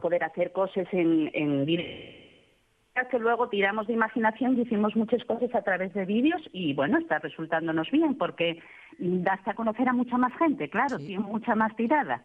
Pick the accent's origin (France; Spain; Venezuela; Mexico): Spain; Gijón, Asturias; also born or lived in Llanes / Mieres; yo soy de Gijón, pero ya tantos años llevo Mieres